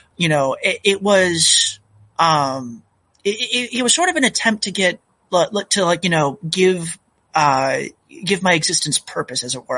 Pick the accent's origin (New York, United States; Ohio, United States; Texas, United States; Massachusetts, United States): Massachusetts, United States; moved away as an adult; also born or lived in North Carolina; now in Oregon, United States; I really grew up in Massachusetts.